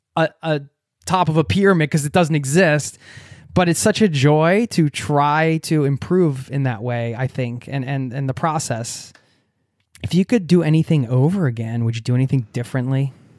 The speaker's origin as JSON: {"language": "English", "country": "United States", "tie": "born or raised there", "moved": "yes", "lives_now": "Norway", "said": "I love my home country, America, where I come from. And I, I obviously I wouldn't be who I am without being raised there."}